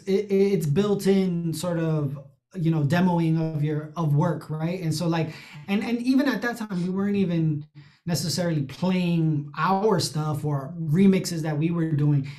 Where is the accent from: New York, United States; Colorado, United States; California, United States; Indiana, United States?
New York, United States; New York City; I'm I'm from the Bronx, um, you know, Latino